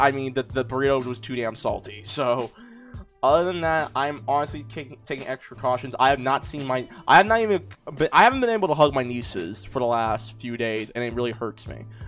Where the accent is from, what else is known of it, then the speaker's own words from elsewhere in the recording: California, United States; my home state of California